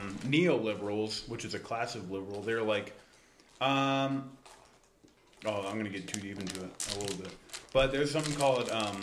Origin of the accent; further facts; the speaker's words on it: Presque Isle, Maine, United States; now in Vernal, United States; But I'm from Presque Isle, which is even more Republican.